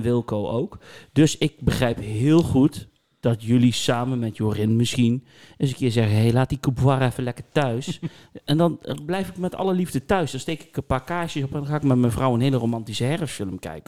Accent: Netherlands; Nou ben ik een Nederlander

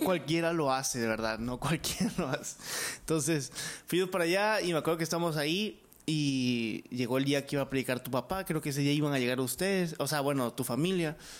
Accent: Mexico; como buen mexicano

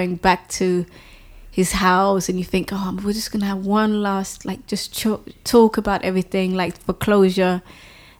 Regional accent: Denmark; also born or lived in London; I was born in London actually, but I grew up in Denmark

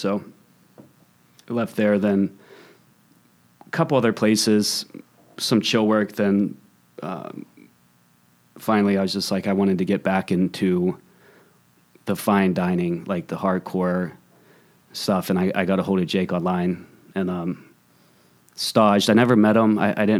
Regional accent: Pittsburgh, Pennsylvania, United States; No. I'm from Pittsburgh.

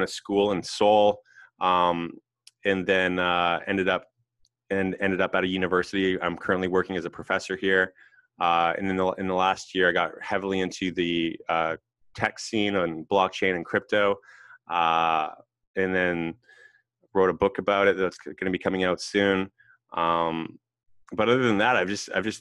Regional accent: West Coast, Canada; I'm from Canada. I'm Canadian.

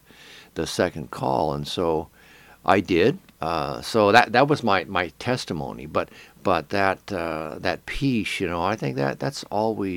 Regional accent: Arizona, United States; moved away; also born or lived in Independence; I got married and I moved back to Phoenix, to my home state

